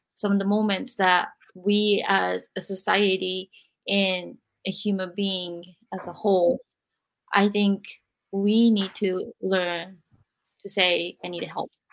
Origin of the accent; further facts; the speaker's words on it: Japan; also born or lived in America; now in United States; I'm in America and then I'm from Japan.